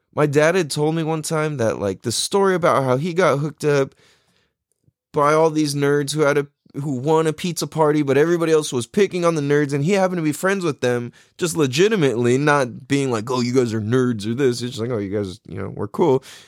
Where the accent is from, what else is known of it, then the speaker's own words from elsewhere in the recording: San Diego, California, United States; growing up in Mira Mesa